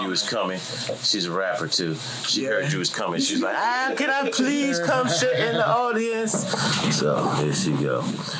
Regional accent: Sicklerville, New Jersey, United States; also born or lived in Los Angeles; I grew up in Sicklerville, mm-hmm. you know, out in the country, whole bunch of white guys.

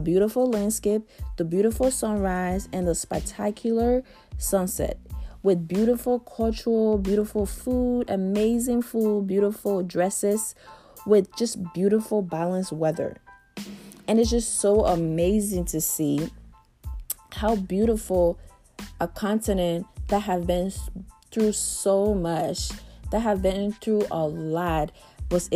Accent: Liberia; I am from West Africa, Liberia

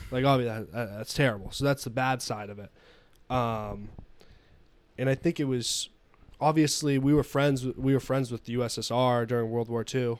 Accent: United States; I'm an American

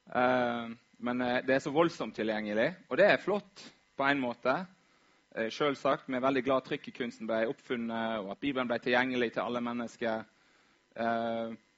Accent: Vaksdal, Vestland, Norway; moved away; Var hjemme i Vaksdal

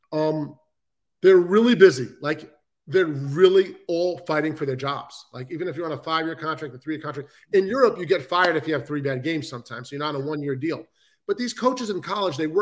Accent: New York City, New York, United States; I'm from Queens, New York.

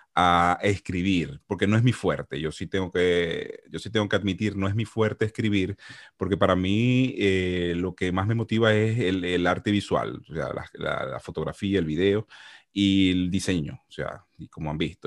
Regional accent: Venezuela; moved away as an adult; yo estaba trabajando como, como economista tranquilito en mi país, eh, asesorando empresas, normalito. Ah, yo no tuve que haber salido de Venezuela

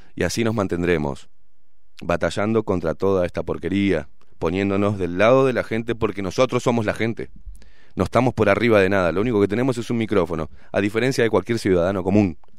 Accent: Uruguay; como todo uruguayo que venimos en la rosca

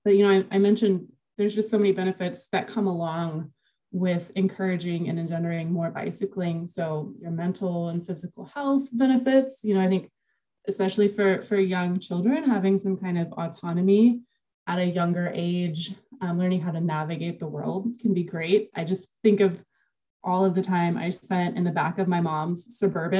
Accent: Houston, Texas, United States; moved away as an adult; now in Albany, United States; I was born and raised in Houston

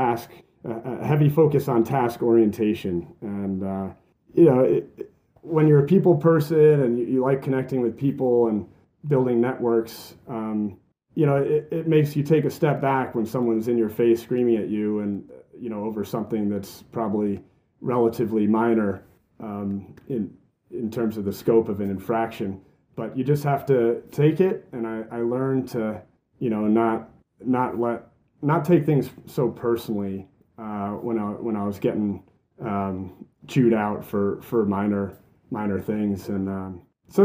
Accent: Red Hook, New York, United States; also born or lived in Highland Falls, New York; I moved actually from Highland Falls when I was 8 years old, and we moved to a place called Red Hook, New York, which is about an hour and a half north of West Point, small agrarian community

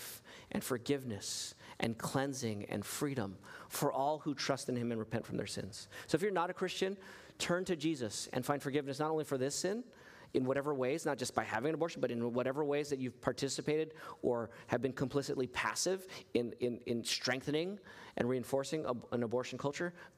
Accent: United States; I'm an American citizen

